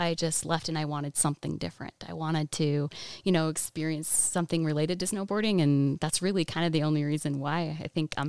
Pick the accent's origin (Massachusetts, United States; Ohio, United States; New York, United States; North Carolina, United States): Massachusetts, United States; Framingham; born there; Well, I was born in Massachusetts, Framingham. Lived there for about 7 years.